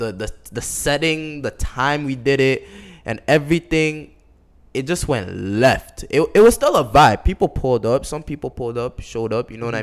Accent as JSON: {"language": "English", "town": "Toronto", "region": "Ontario", "country": "Canada", "said": "I'm from Toronto"}